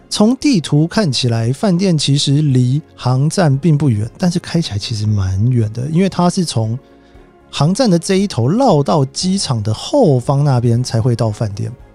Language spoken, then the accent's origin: Chinese; Taipei, Taiwan; moved away as an adult; also born or lived in Japan / United States; 我台北人嘛，那家里面比较忙，常常就是一个人在家里面，然后自己去图书馆啊什么的